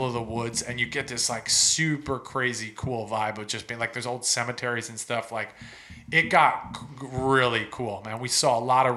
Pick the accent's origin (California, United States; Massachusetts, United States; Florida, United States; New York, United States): Massachusetts, United States; near Boston; I grew up near Boston, so I was on the Atlantic Ocean.